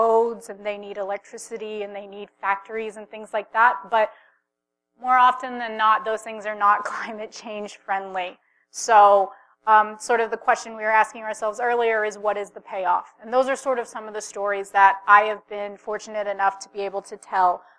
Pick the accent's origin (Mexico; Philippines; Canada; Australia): Philippines; I'm actually of the region. I am Filipina